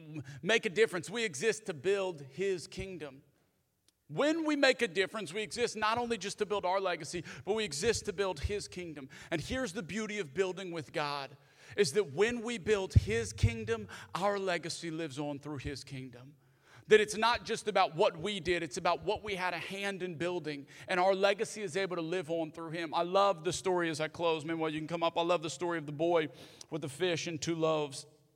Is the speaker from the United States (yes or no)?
yes; the South, United States; And especially growing up in the South, a lot of times, if you grew up in the South like me